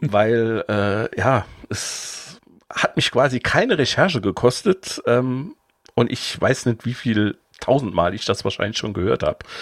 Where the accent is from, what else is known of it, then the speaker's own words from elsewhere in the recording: Saarbrücken area, Saarland, Germany; wo ich quasi fast jeden Tag von der Schule nach, nach Hause gefahren bin aus Saarbrücken